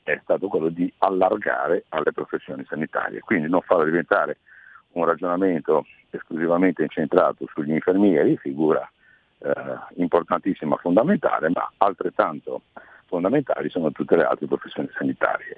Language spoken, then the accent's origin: Italian; Liguria, Italy; come Ligure e come consigliere di Regione Liguria